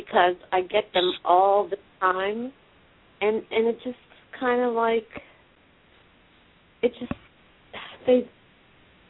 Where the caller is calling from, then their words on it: New Jersey, United States; I'm calling from New Jersey.